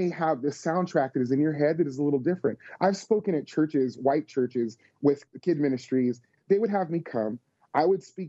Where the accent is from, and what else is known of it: Las Vegas, Nevada, United States; born or raised there; now in Tennessee, United States